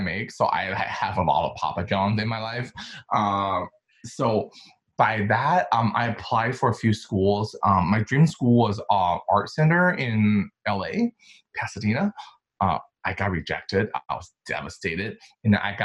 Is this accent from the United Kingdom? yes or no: no; China; accent: American; English is a second language; moved away as an adult; now in Brooklyn, New York, United States; my parents transferred me to a British boarding school in China. And that's where I started to speak more English.